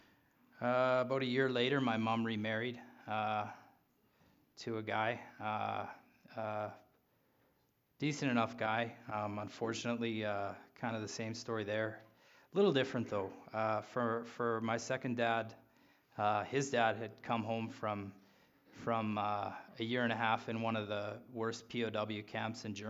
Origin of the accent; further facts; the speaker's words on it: Regina, Saskatchewan, Canada; I was born in Regina